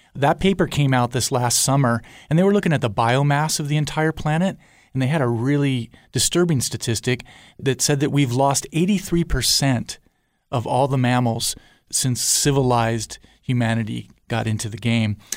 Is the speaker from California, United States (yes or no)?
yes; Southern California, United States; also born or lived in Guadalajara, Mexico; I grew up in Southern California